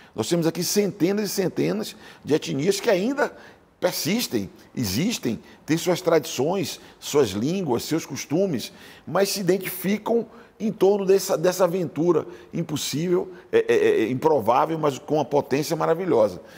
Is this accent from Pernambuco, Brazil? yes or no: no; Salvador, Bahia, Brazil; now in São Paulo, Brazil; eu sou sotero paulistano